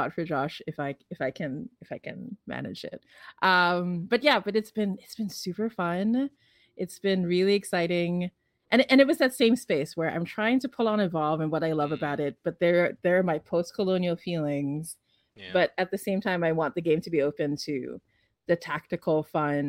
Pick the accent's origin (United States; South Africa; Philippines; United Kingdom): Philippines; I'm from the Philippines.